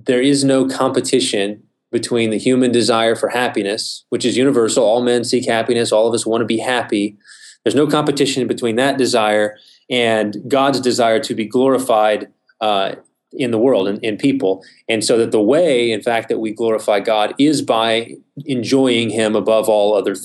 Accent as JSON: {"language": "English", "town": "Midland", "region": "Texas", "country": "United States", "tie": "born or raised there", "said": "I'm originally from West Texas. I grew up in Midland, spent my whole life there up until college"}